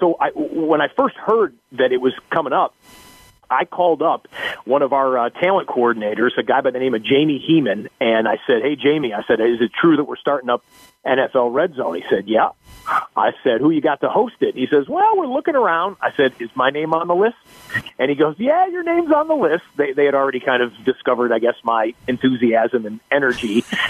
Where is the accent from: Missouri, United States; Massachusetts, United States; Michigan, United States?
Michigan, United States; Detroit; I grew up in the Detroit area